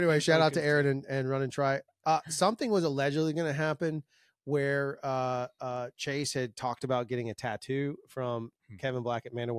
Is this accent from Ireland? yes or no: no; France; We're not just in Canada and France. I come from France.